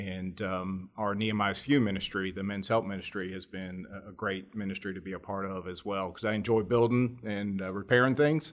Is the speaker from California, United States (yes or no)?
no; Greensboro, North Carolina, United States; also born or lived in New Jersey; We moved down to North Carolina when I was seven. Dad was transferred with his job down here, and I grew up in the Greensboro area